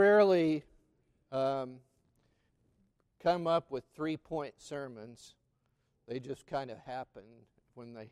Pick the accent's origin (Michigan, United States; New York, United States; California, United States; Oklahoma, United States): Oklahoma, United States; McAlester; growing up in McAlester, Oklahoma